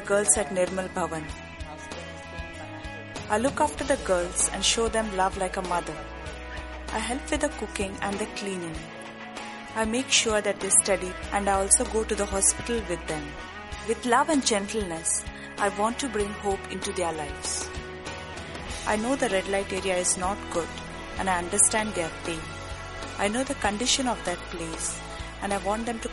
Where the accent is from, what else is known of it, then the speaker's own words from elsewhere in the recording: Delhi, India; now in Mumbai, India; I'm originally from Delhi.